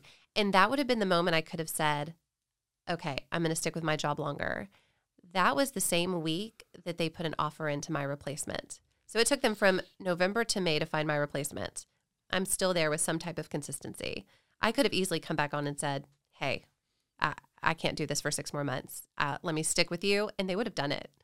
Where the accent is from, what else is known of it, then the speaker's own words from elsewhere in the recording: Nashville, Tennessee, United States; now in Texas, United States; I grew up in Tennessee. I'm from Nashville originally.